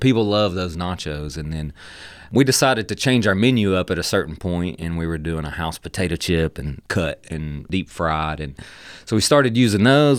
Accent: Dalton, Georgia, United States; from the Dalton area, growing up in, in Whitfield County

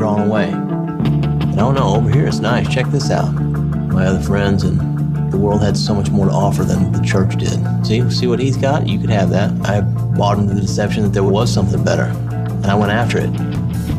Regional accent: Kansas City, United States; I grew up here in the Kansas City area, one of the suburbs of Kansas City

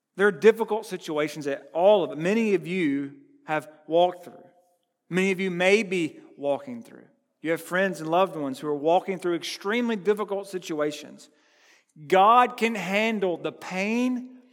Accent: United States; I'm from Burke County

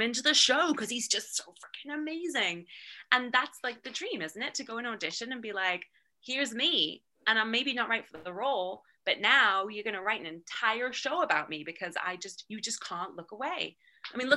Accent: United Kingdom; moved away as an adult; now in Los Angeles, United States; I'm already British

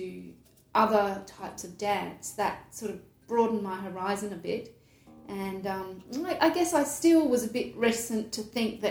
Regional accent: Adelaide, South Australia, Australia; I grew up in Adelaide

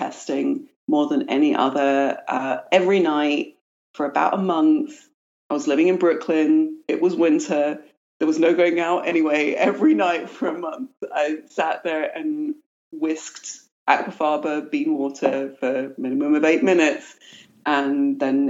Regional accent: London, United Kingdom; now in United States; I was raised in London

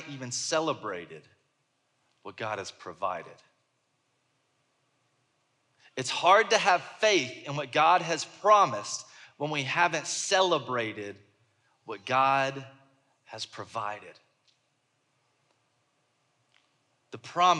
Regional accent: the South, United States; I'm from the South

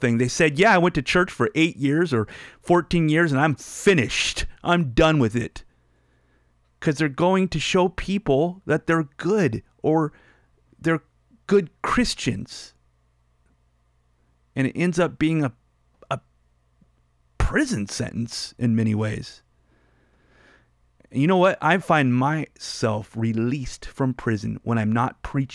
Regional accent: United States

